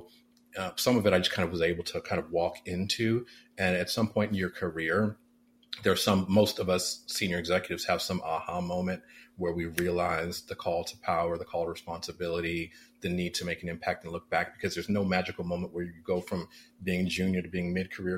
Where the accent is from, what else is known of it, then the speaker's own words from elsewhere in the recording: Oakland, California, United States; I am born and raised in West Oakland, California.